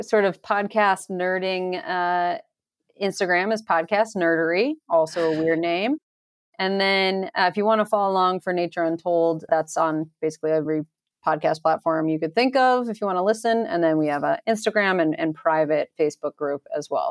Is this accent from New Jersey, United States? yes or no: no; upstate New York, United States; moved away as an adult; also born or lived in Boston; now in Colorado, United States; I grew up near the Adirondack Mountains in upstate New York